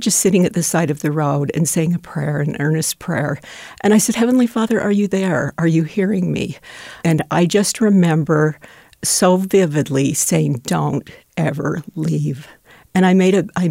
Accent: Salt Lake City, Utah, United States; I was born and raised in Salt Lake City.

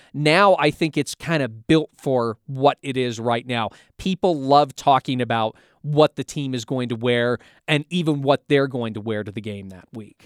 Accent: Pacific Northwest, United States; I grew up in the Pacific Northwest

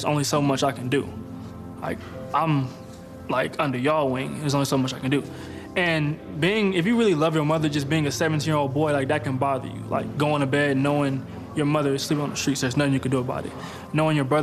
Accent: Pomona, California, United States; moved away as an adult; now in Provo, United States; I grew up in Pomona, California.

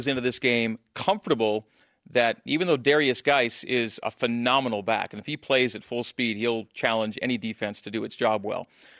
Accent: Saskatchewan, Canada; also born or lived in Alberta; I grew up in Saskatchewan and Alberta. Those are my two home provinces.

